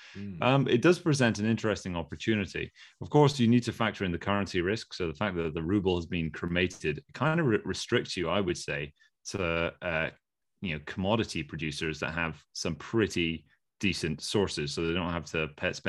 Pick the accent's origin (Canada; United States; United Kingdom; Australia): United Kingdom; Like, well, no, we're British.